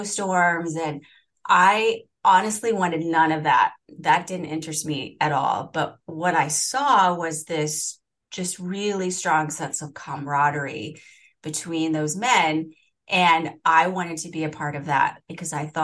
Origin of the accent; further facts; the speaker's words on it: Illinois, United States; moved away as an adult; now in Seattle, United States; my home state of Illinois